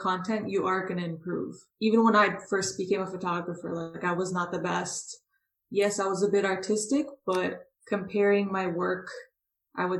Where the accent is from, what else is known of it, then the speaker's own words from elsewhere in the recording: Toronto, Ontario, Canada; I grew up in Toronto, Canada